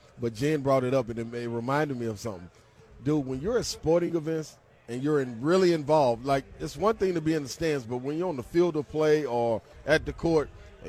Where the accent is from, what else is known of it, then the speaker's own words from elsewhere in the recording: United States; I'm in France. I'm an American.